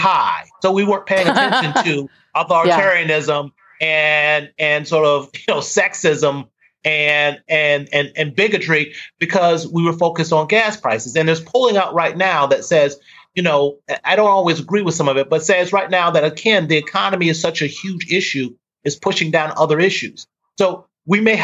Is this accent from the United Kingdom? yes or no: no; the South, United States; I'm from the South